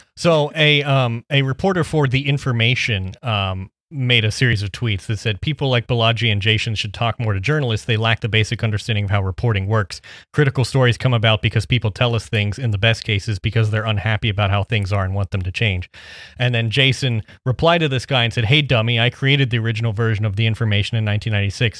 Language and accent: English; Midwest, United States; I'm from the Midwest